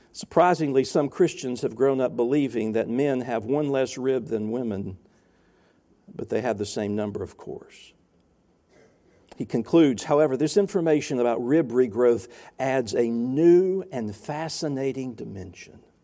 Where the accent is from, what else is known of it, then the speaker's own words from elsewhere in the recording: the South, United States; I'm from the South.